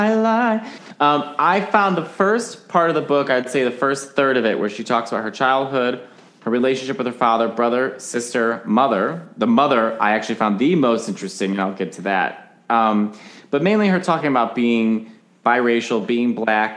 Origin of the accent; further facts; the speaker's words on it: Chicago, Illinois, United States; accent: Chicago; My Chicago accent